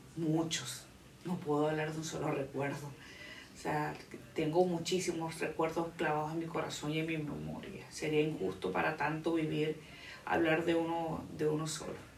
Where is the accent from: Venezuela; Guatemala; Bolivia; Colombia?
Venezuela; moved away as an adult; now in Dominican Republic; soy venezolana, tengo cuatro años viviendo en la República Dominicana